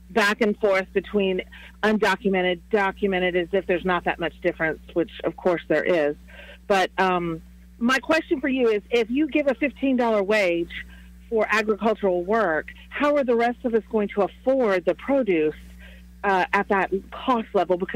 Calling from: Huntsville, Alabama, United States

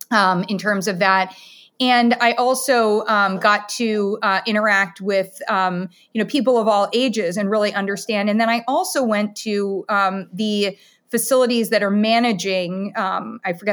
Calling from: Camden, Maine, United States; So I'm in Camden, Maine, so Midcoast Maine for anyone who is trying to find me on a map.

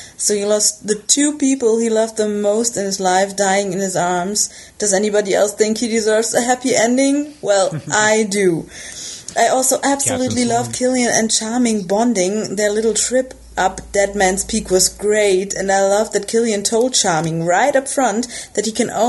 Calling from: Germany; English is a second language; I'm calling in from Germany. I hope my English is okay, as it's not my first language

